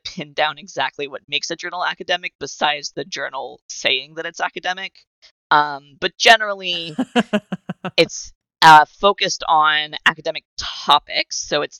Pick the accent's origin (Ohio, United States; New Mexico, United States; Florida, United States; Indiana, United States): Florida, United States; South; where I grew up in South Florida was, like, a very gay-friendly city, and there was, like, a lot of gay people there